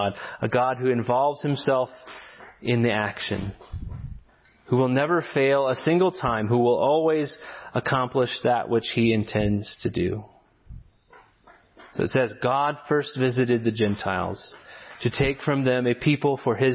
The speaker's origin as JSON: {"language": "English", "country": "United States", "said": "our inclination as American individualists"}